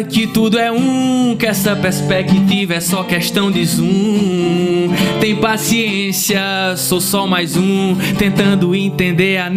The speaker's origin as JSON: {"language": "Portuguese", "town": "Santana dos Garrotes", "region": "Paraíba", "country": "Brazil", "said": "E temos eu e João Paulo, que nós somos do Vale do Piancó, no sertão. Eu sou da cidade de Santana dos Garrotes e ele de Garaci."}